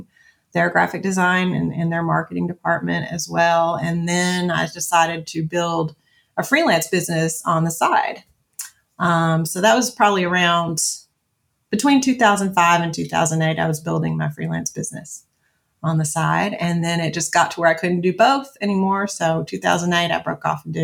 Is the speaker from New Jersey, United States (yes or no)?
no; Franklin, Kentucky, United States; moved away as an adult; now in Mt. Juliet, United States; my first corporate job in my hometown of Franklin, Kentucky